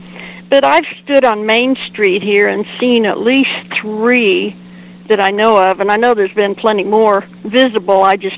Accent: Wakita, Oklahoma, United States; I've lived here off and on all my life

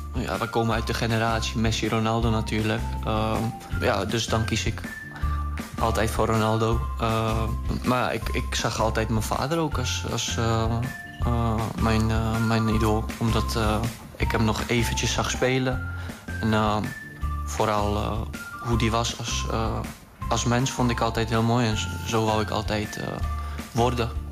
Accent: Czechia; now in Netherlands; wij zijn allebei uh, Tsjechen. We komen uit Tsjechië.

